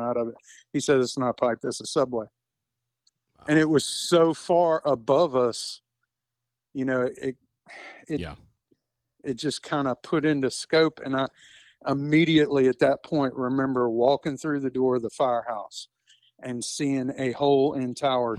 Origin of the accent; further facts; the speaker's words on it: Baton Rouge, Louisiana, United States; I'm from Baton Rouge